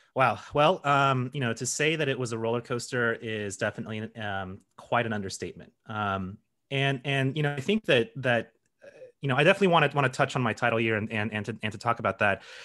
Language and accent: English; Colorado, United States; I grew up in Colorado